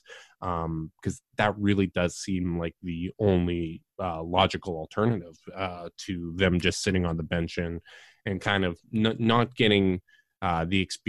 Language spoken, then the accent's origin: English; Canada; as a Canadian